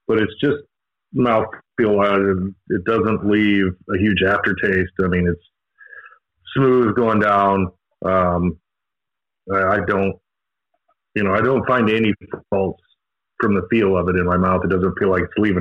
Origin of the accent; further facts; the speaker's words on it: Midwest, United States; growing up in the Midwest and wheat fields